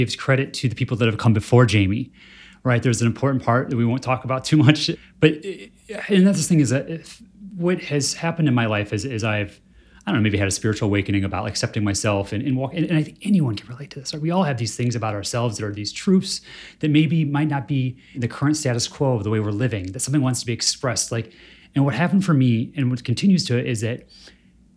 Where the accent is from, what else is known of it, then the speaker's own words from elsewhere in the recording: Michigan, United States; I grew up in Michigan